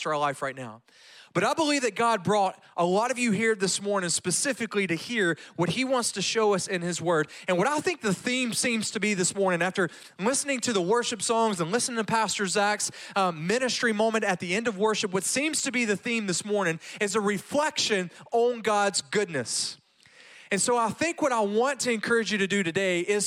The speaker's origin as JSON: {"language": "English", "region": "Louisiana", "country": "United States", "tie": "born or raised there", "moved": "as an adult", "lives_now": "Graham, Texas, United States", "said": "I grew up in the Louisiana school system"}